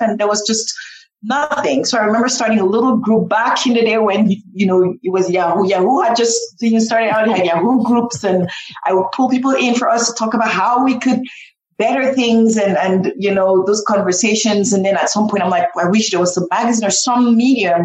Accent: Cameroon; now in United States; I grew up in Cameroon

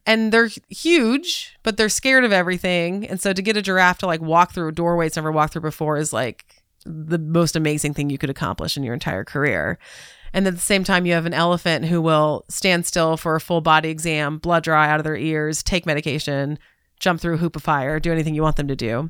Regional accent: Southern California, United States; moved away as an adult; also born or lived in Atlanta, United States / Chicago, United States; now in Cincinnati, United States; I grew up in Southern California

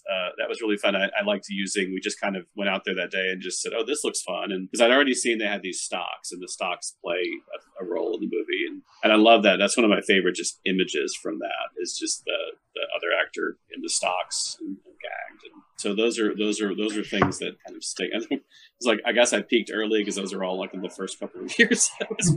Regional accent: Texas, United States; moved away as an adult; also born or lived in Dallas; now in Portland, United States; I am a Texan.

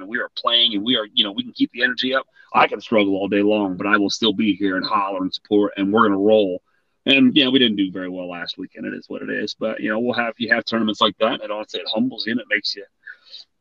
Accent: Whitmire, South Carolina, United States; moved away; I grew up in South Carolina. Actually, I graduated from a little town, Whitmire, South Carolina

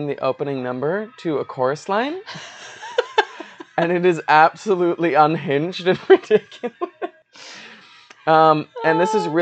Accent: Los Angeles, California, United States; also born or lived in North Dakota; now in Chicago, United States; I was born in North Dakota, but moved to the LA Orange County area when I was like 4.5 or 5

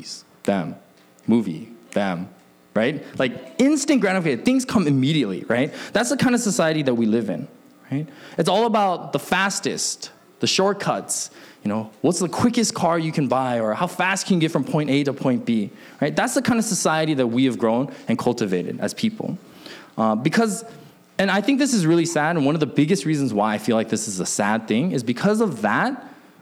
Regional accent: Alaska, United States; also born or lived in Seattle, Washington; I grew up in Alaska, but I was born in Seattle

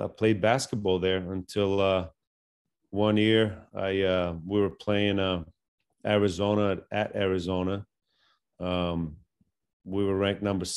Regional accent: Bulgaria; moved away; I grew up in Bulgaria

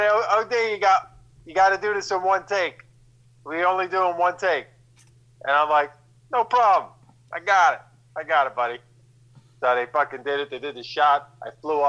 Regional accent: New Jersey, United States; I'm from Jersey

